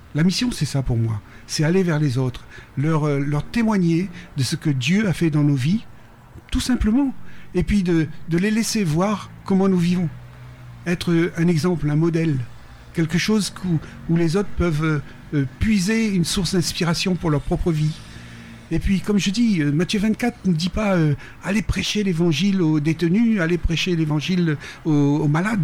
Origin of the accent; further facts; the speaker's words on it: Réunion; also born or lived in Paris, France / Peru; now in Mexico; je retrouve mon île, je retrouve euh, les lieux